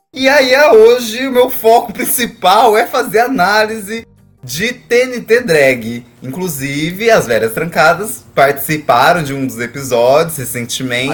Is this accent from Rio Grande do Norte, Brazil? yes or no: no; interior of Mato Grosso, Brazil; eu sou do interior do Mato Grosso